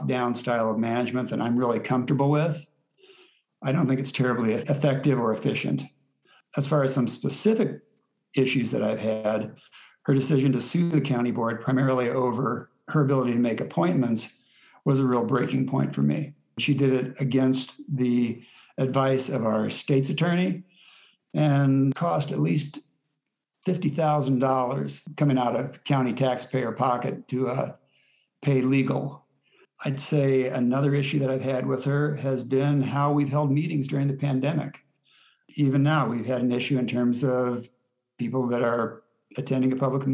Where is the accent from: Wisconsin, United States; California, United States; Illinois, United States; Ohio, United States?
Illinois, United States; Urbana; also born or lived in Columbia, Missouri; I was born in Columbia, Missouri, but Dad moved here when I was about 3 to get his master's degree at the university. He was a teacher at Urbana Schools, Unit 116, until his retirement in the 80s. My mom was a homemaker and did volunteer work. I attended Urbana Schools, however, K through 12